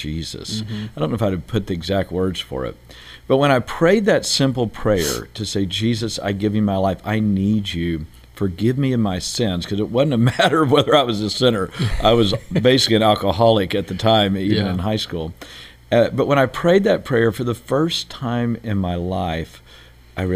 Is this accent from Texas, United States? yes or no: yes; Beaumont, Texas, United States; I grew up in Texas, a place called Beaumont, Texas, which is kind of where all the oil refineries are down near Houston